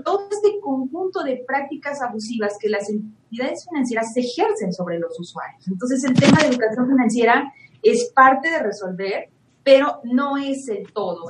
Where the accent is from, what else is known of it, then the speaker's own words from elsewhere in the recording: Mexico; somos más los mexicanos que no podemos comprar nuestra vivienda en un solo pago